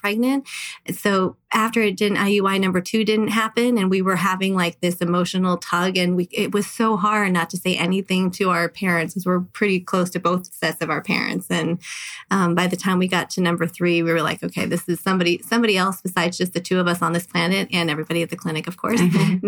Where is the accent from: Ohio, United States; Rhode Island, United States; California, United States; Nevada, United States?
California, United States; Southern; now in Las Vegas, United States; I'm actually originally from Southern California